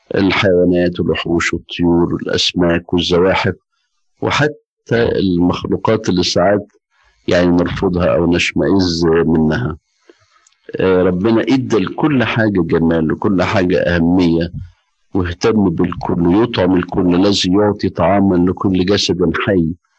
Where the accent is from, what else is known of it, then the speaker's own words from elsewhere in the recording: Egypt; عندنا في مصر